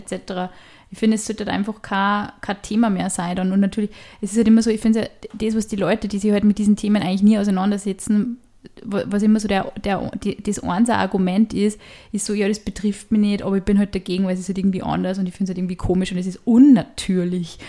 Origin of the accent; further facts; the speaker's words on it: Upper Austria, Austria; weil ich heute halt auch aus Oberösterreich bin